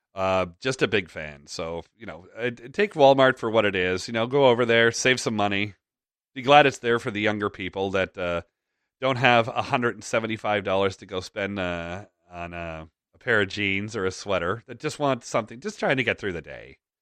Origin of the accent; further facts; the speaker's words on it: Toronto, Ontario, Canada; Toronto, my hometown